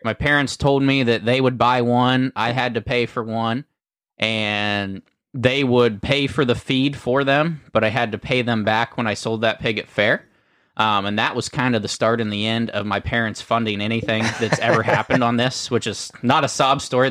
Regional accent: Uhrichsville, Ohio, United States; we're from Uricksville, Ohio

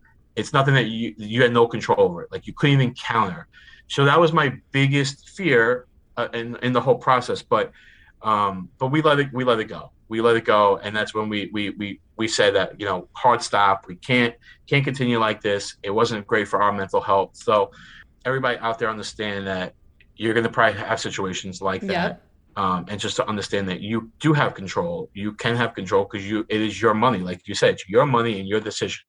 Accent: New York City, New York, United States; also born or lived in Rhode Island; I am from Staten Island, New York. I am 37 years old, born and raised in New York City. I lived here my entire life

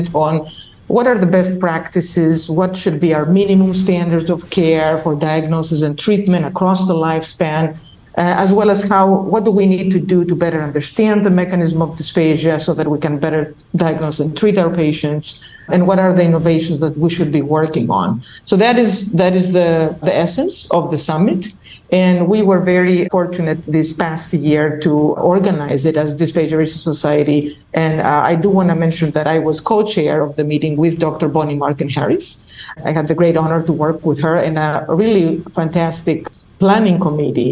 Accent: Crete, Greece; moved away as an adult; also born or lived in Ohio, United States / Wisconsin, United States / Illinois, United States / New York, United States; now in West Lafayette, United States; I'm talking to you from the beautiful island of Crete, where I come from.

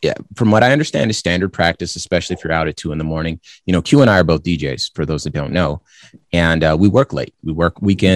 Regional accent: California, United States; now in Arizona, United States; I'm from California, and I live in Arizona

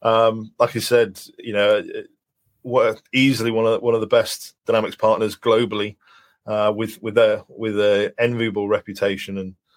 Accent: Wales, United Kingdom; to have somebody I can reach out to as a Welshman

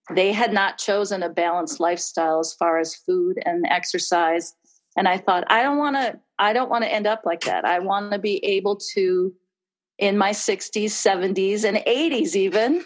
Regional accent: Wisconsin, United States; moved away as an adult; also born or lived in California; I am from Wisconsin and kind of came back home

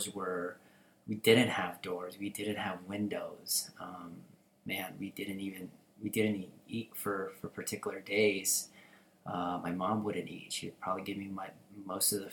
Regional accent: Tucson, Arizona, United States; English is a second language; moved away as an adult; also born or lived in Philippines / California; now in Las Vegas, United States; I was born in the Philippines. I moved here when I was about 7. Right? I lived in California for a few months, and then I moved into Tucson, and I pretty much lived there my entire life

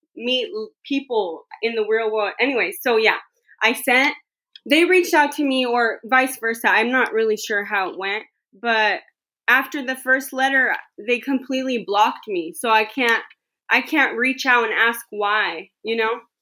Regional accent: the Bay Area, California, United States; I'm from the Bay Area.

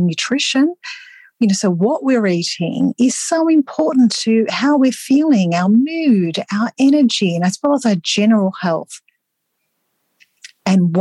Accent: Australia; Australian research, where I'm from

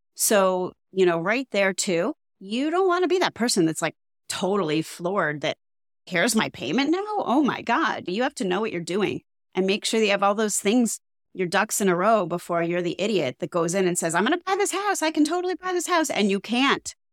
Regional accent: Cleveland, Ohio, United States; now in South Florida, United States; I come from Cleveland, Ohio, where, like, H O As are few and far between

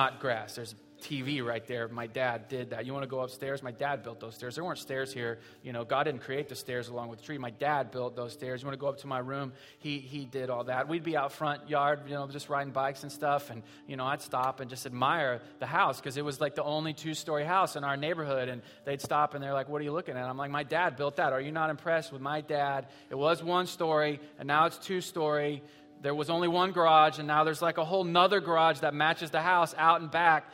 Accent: Southwest Missouri, United States; we're from Southwest Missouri

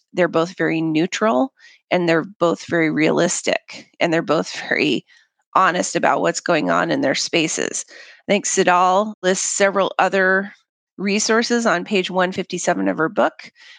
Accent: Papua New Guinea; But that said, I'm a third culture kid. I grew up in Papua New Guinea

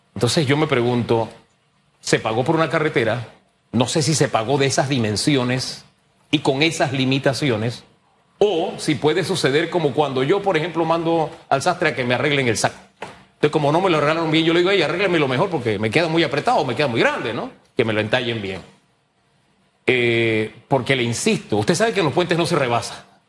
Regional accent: Panama; Soy panameño

